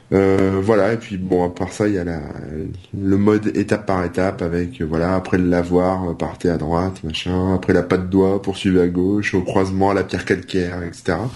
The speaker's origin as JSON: {"language": "French", "area": "the North", "region": "Hauts-de-France", "country": "France", "moved": "yes", "lives_now": "Auvergne, France", "said": "je suis du Nord"}